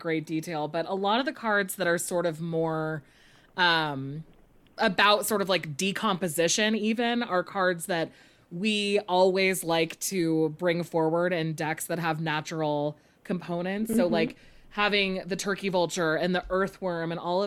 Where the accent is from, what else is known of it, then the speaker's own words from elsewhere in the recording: California, United States; moved away as an adult; also born or lived in Kansas; I'm from California, but I went to graduate school in Kansas.